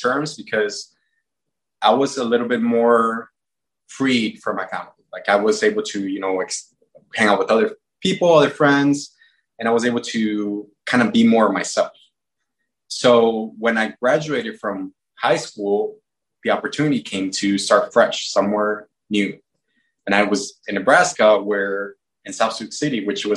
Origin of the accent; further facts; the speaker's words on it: Mexico; growing up in Mexico